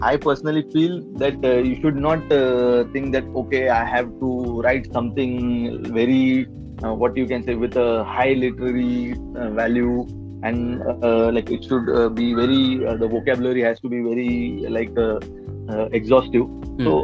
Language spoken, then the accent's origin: English; India; first language Marathi; English is a second language; in india the first language of we indians is not english okay mm. So, like uh, my mother tongue is Marathi. I speak Hindi also.